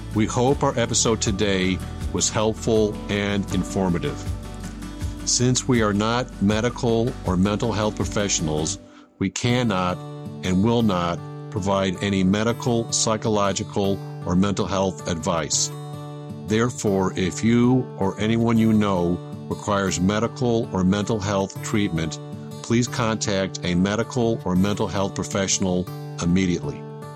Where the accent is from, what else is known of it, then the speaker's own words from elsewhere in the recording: Buffalo, New York, United States; growing up in Buffalo, New York